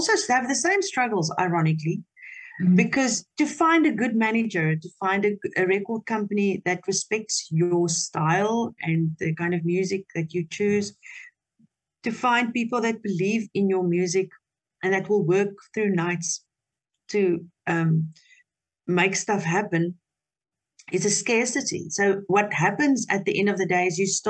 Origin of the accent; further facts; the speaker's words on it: Potchefstroom, North West, South Africa; first language Afrikaans; English is a second language; I was raised in Potchefstroom, that is a very conservative community